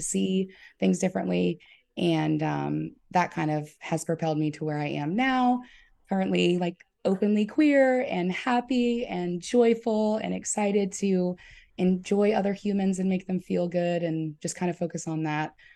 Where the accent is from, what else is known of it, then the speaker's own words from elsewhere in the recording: St. Matthews, South Carolina, United States; also born or lived in Orangeburg, South Carolina; I actually grew up in an even smaller town with one stoplight called Saint Matthews.